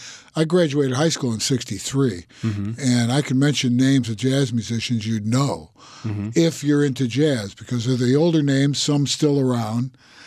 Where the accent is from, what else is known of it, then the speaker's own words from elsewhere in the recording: Chicago, Illinois, United States; moved away; Born and raised in Chicago.